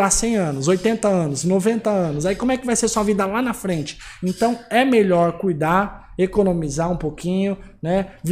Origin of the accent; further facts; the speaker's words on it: São Paulo, Brazil; now in Mossoró, Brazil; Eu saí de São Paulo sozinho para vir para cá. Né? Hoje eu estou em Mossoró